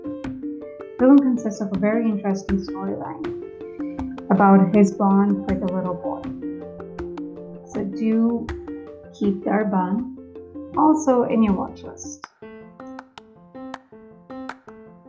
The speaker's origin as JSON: {"language": "English", "town": "Mumbai", "region": "Maharashtra", "country": "India", "tie": "born or raised there", "first_language": "Hindi", "second_language": "English", "said": "I'm from India, born in Mumbai. Hindi is native to me"}